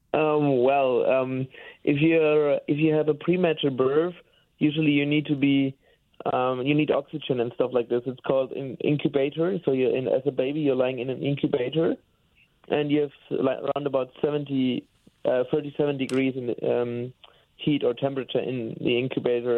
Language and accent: English; Bamberg, Bavaria, Germany; English is a second language; moved away as an adult; now in Cologne, Germany; I was born and raised in Bamberg. It's a town in the in Bavaria, and uh, now I'm living in Cologne since ten years.